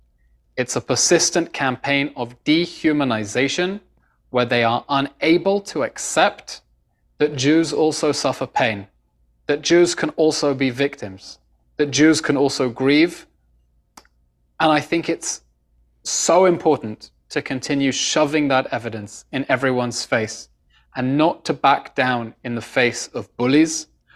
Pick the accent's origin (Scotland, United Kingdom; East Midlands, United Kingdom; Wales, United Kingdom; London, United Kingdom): London, United Kingdom; moved away as an adult; now in Israel; British born and raised. I was born in London to Israeli parents. Grew up in the UK